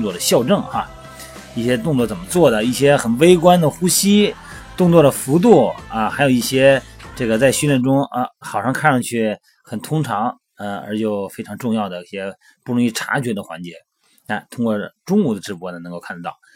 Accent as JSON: {"language": "Chinese", "country": "China", "said": "咱们是中国人"}